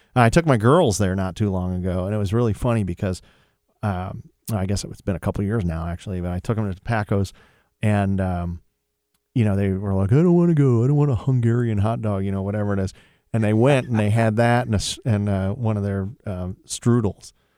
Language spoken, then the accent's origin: English; Sylvania, Ohio, United States; moved away; I really enjoyed growing up in Sylvania and being part of Toledo's culture